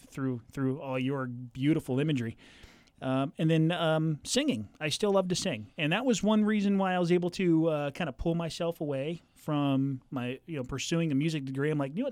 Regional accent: Southern California, United States; moved away as an adult; also born or lived in Colorado; now in Central Illinois, United States; I grew up in Southern California

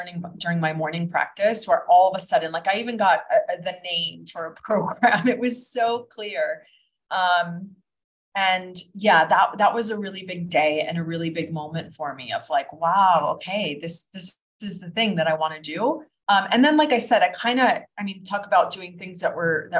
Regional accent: Florida, United States; moved away as an adult; also born or lived in New Jersey / Kuala Lumpur, Malaysia / Ibiza, Spain / Los Angeles; now in Bali, Indonesia; I grew up in Florida

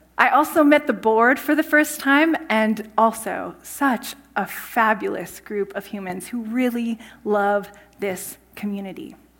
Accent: Saskatchewan, Canada; moved away as an adult; also born or lived in California; I grew up in Saskatchewan in a small town

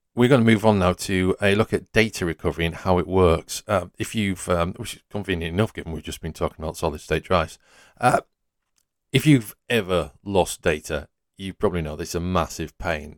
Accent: Yorkshire and the Humber, United Kingdom; I'm from Yorkshire.

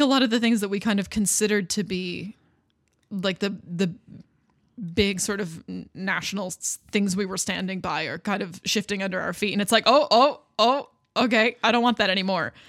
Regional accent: Canada; I'm Canadian

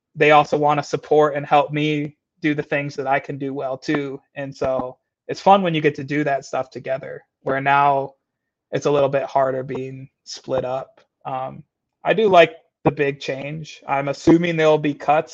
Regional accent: Michigan, United States; also born or lived in Florida; now in St. Paul, United States; I was raised in Michigan, born in Florida

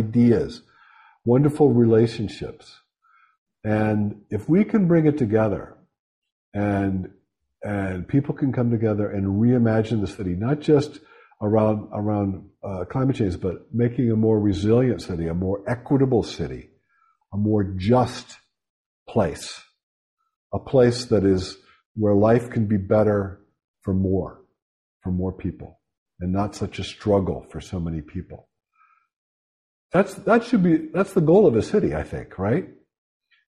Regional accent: Pittsburgh, Pennsylvania, United States; now in New Haven, United States; I'm from Western Pennsylvania, shot and beer town, Pittsburgh

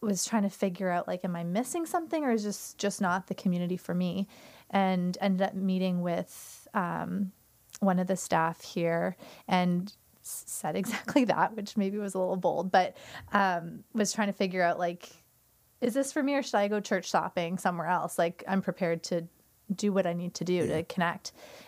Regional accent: Newmarket, Ontario, Canada; now in St. Catharines, Canada; So I'm originally from Newmarket. I was born and raised there and ended up moving to St. Catharines to go to Brock.

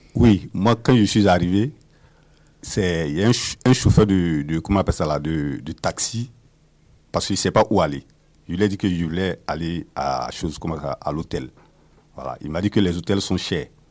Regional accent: Côte d’Ivoire; moved away as an adult; now in Toronto, Canada; Je suis ivoirien, Réfugiés au Canada, nouvellement accepté, réfugiés acceptés.

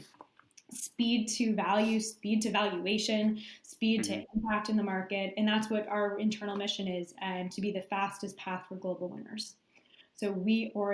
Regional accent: Canada; being Canadian

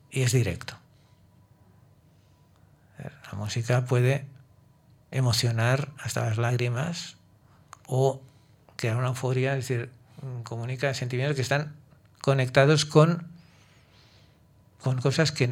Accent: Catalonia, Spain; Soy catalán

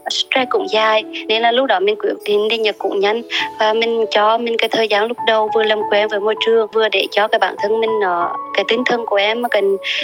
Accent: Huế, Thua Thien Hue, Vietnam; accent: central Vietnamese; moved away as an adult; also born or lived in Japan; giọng quê gốc của em ạ em sinh thì sinh ra tại huế và sinh lớn lên tại huế luôn

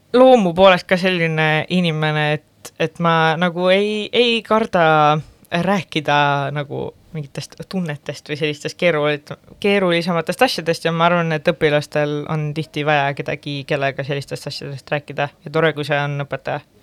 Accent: Pärnu-Jaagupi, Pärnu County, Estonia; now in Tallinn, Estonia; Pärnu Jagupisse, kus ma pärit olen

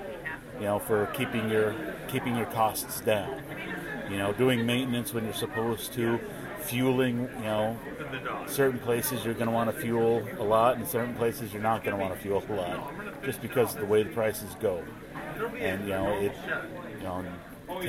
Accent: Minnesota, United States; now in St. Louis area, United States; I'm originally from Minnesota, but I live just south of St. Louis now

